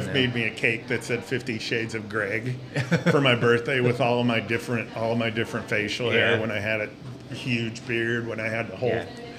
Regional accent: Butte, Montana, United States; moved away; I'm from Butte.

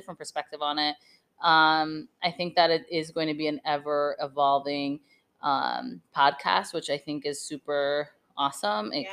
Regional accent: Vermont, United States; I grew up in Vermont

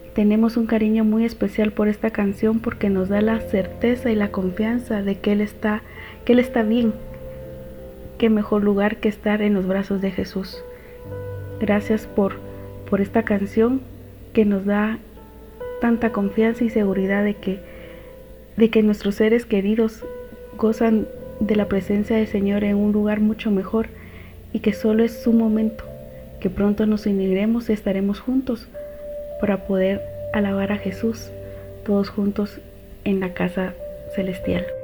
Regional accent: Guatemala; soy de Guatemala

